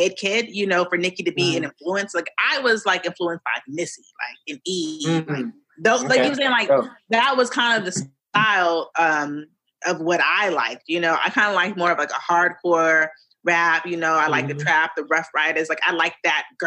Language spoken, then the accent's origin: English; Los Angeles, California, United States; also born or lived in Woodland Hills / Granada Hills; I'm from LA. I'm a Valley girl.